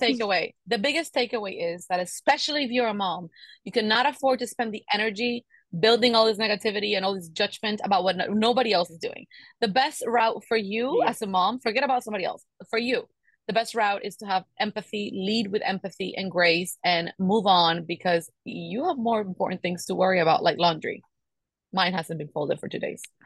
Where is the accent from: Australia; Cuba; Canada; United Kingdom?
Cuba; moved away; I grew up in Cuba, and Cuba is like living back in the fifties